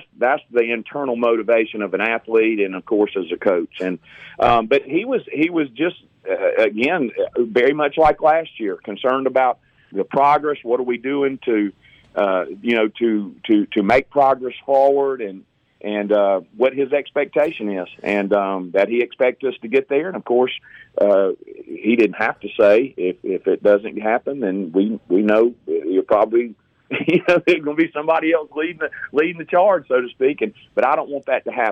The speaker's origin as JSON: {"language": "English", "town": "Hattiesburg", "region": "Mississippi", "country": "United States", "tie": "born or raised there", "said": "I grew up in Hattiesburg"}